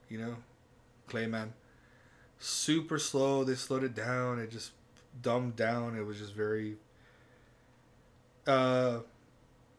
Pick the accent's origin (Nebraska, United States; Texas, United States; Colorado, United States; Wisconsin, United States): Texas, United States; El Paso; we're from El Paso. We have accents